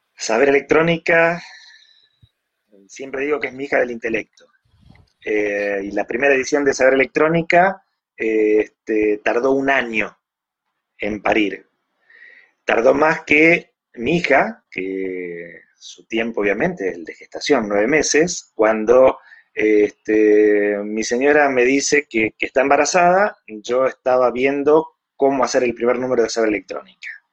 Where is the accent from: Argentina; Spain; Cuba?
Argentina; also born or lived in Mexico; soy argentino por nacimiento, pero mexicano por adopción.